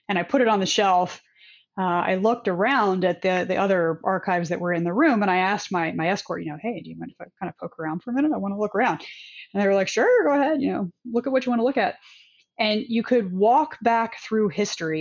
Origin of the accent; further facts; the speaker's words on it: United States; as an American